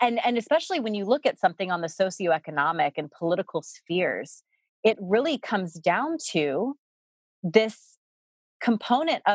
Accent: the South, United States; moved away; I grew up in the South

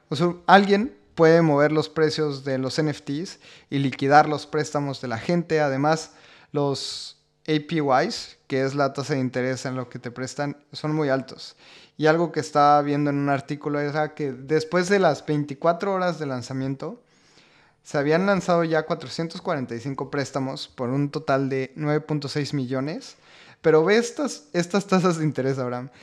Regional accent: Mexico; siendo mexicanos

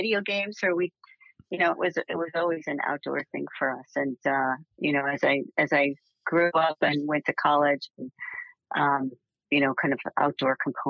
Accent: outside of Cleveland, Northeast Ohio, United States; I grew up in Northeast Ohio, outside of Cleveland.

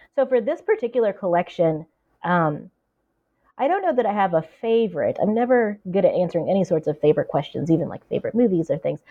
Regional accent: the Ozarks, southwest Missouri, United States; moved away as an adult; also born or lived in Minneapolis; now in Cambridge, United States; we both grew up in the Ozarks

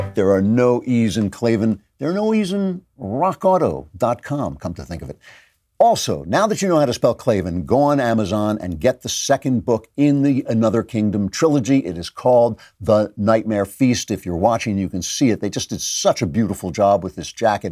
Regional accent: New York, United States; we're New Yorkers

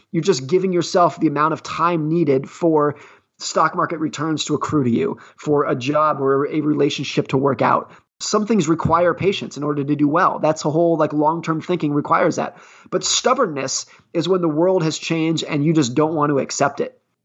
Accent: California, United States; I grew up ski racing in Lake Tahoe, California

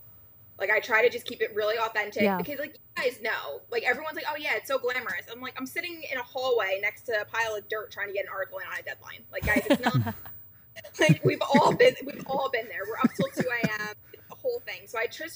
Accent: New Jersey, United States; I'm from New Jersey

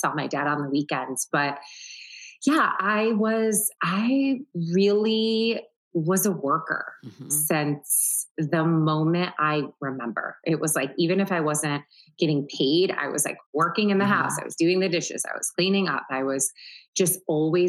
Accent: Syracuse, New York, United States; now in New York City, United States; I grew up in Syracuse, New York.

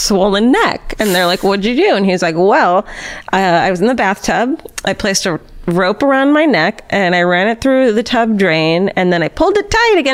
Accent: Irvine, California, United States; I'm from Irvine

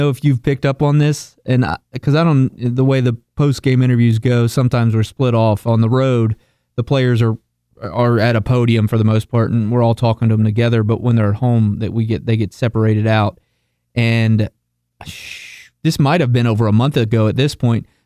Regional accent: Northern Kentucky, United States; now in Lexington, United States; as most of you know, I'm from Northern Kentucky.

